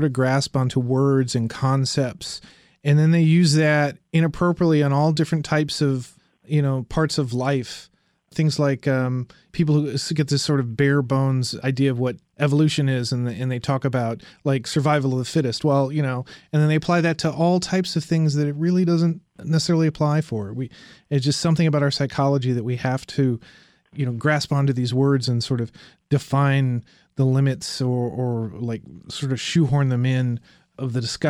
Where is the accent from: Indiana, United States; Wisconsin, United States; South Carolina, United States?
Indiana, United States; You know, I grew up in Indiana, which, you know, was a, you know, is a Rust Belt state now.